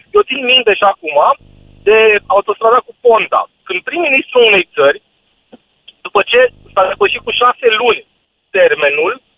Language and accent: Romanian; Bihor County, Romania; Eu sunt din Bihor